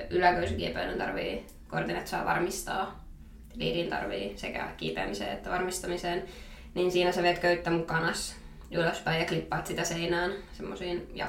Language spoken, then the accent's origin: Finnish; Miehikkälä, Kymenlaakso, Finland; moved away as an adult; now in Raisio, Finland; mä tuun miehikkelästä.